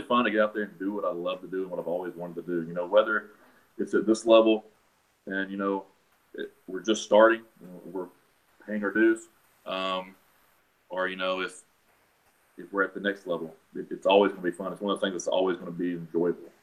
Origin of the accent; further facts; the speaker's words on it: Chattanooga, Tennessee, United States; I'm born and raised in Chattanooga. I've been here 26 years now